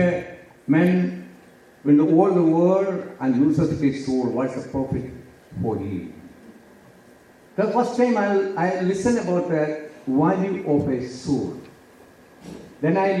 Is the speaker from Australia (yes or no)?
no; South India, India; English is a second language; We are from India, especially the South India